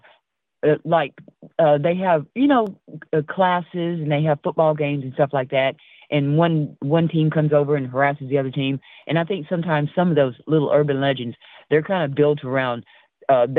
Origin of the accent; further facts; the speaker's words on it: Arizona, United States; moved away; also born or lived in East Texas; I'm from Arizona, and my grandmother's off of Rez, off 90 miles north of Phoenix